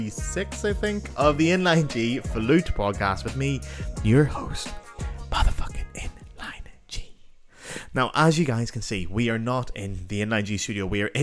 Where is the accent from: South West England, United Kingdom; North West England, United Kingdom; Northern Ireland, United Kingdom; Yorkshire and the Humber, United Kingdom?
Northern Ireland, United Kingdom; my accent starts to slip back to my natural accent as I'm back home in Northern Ireland